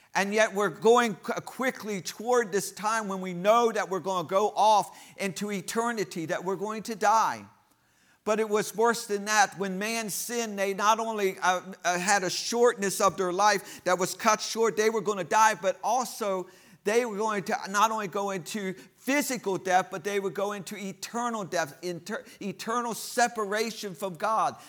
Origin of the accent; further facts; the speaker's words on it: United States; I'm American, so I just know one language